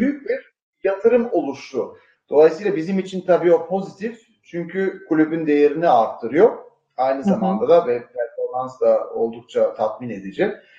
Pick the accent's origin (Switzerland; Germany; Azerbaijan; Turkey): Switzerland; annem Türk, babam İsviçreli ama doğma büyüme e, İsviçreliyim.